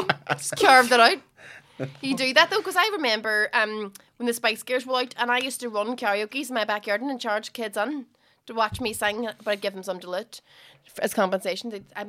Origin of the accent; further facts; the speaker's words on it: Derry, Northern Ireland, United Kingdom; We're from Derry.